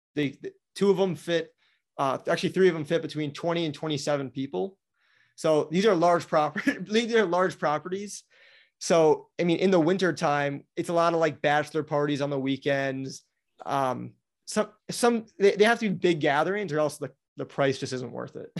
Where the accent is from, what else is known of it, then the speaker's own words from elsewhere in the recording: Wisconsin, United States; now in Florida, United States; I grew up in Wisconsin